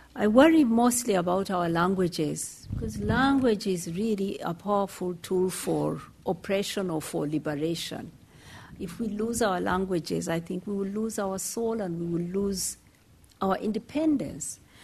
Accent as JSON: {"language": "English", "country": "Kenya", "said": "I'm from Kenya."}